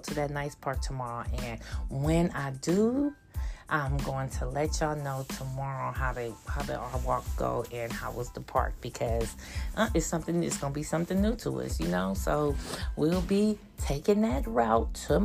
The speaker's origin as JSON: {"language": "English", "town": "Oakland", "region": "California", "country": "United States", "said": "we're from Oakland, they from Oakland, born and raised in Oakland"}